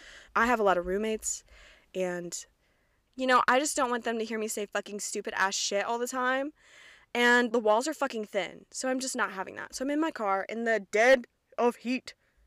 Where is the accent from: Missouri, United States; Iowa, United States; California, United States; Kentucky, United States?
Kentucky, United States; accent: Midwestern; So real South Central Kentucky Bible Belt. And I might make references to that. My accent might come out a little bit. I have never really had one. I've had more of a Midwestern accent my entire life